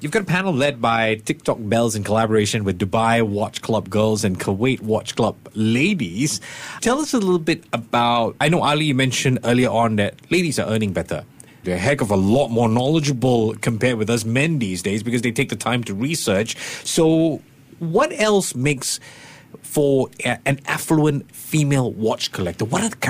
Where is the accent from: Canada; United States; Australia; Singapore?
Singapore; I don't know, as Singaporean, it used to be weird, but nowadays it's becoming more and more common.